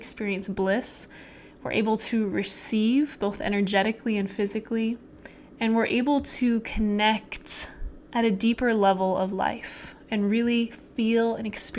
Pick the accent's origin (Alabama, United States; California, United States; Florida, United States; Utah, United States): Utah, United States; I grew up in Utah